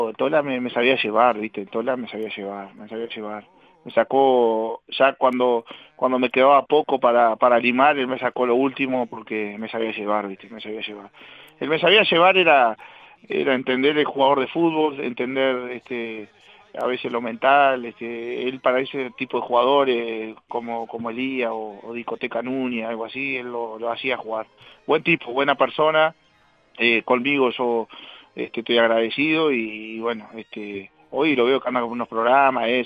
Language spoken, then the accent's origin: Spanish; Casablanca, Valparaíso, Chile; a mis amigos este, y a la gente de Casablanca acá en mi pueblo que que bueno, en algún